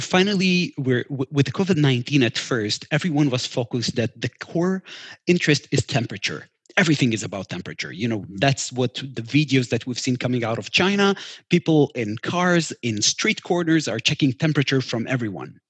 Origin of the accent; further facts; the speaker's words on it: Israel; we're from Israel